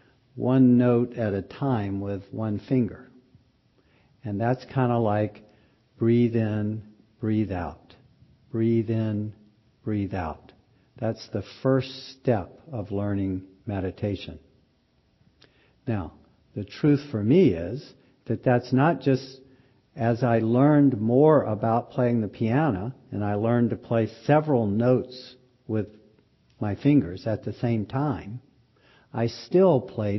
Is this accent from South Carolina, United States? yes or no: yes; Pickens County, South Carolina, United States; moved away; I grew up in Pickens County, South Carolina